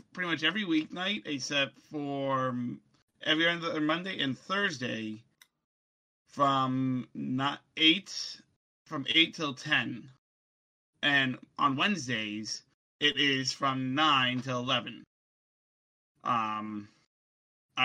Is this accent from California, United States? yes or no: no; Boston, Massachusetts, United States; I'm from Boston